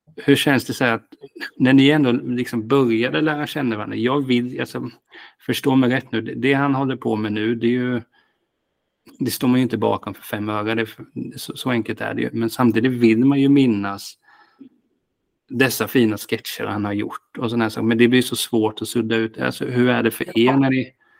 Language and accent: Swedish; Hultsfred, Kalmar County, Sweden; Jag kommer från Hultsfred